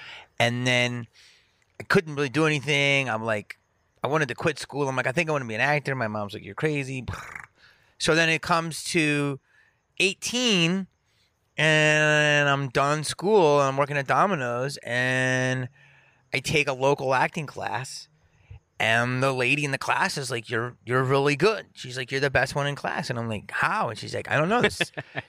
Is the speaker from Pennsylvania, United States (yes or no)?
yes; Philadelphia, Pennsylvania, United States; I mean, growing up in Philly, everybody was fucking around and everybody had to be funny to not get your ass beat, you know?